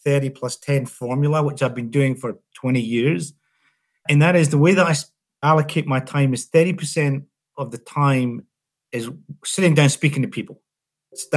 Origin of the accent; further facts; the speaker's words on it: Scotland, United Kingdom; now in Australia; I'm not a golfer as a Scotsman